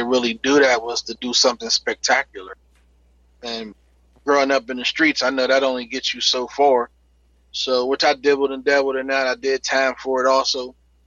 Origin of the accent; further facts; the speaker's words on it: Pittsburgh, Pennsylvania, United States; I grew up in Pittsburgh, in Homewood, on Hilltop.